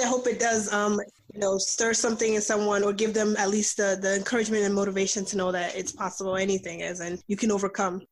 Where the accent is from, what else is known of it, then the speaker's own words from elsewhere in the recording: New York, United States; also born or lived in Nigeria; I'm Nigerian by birth, but I grew up here. I actually grew up in New York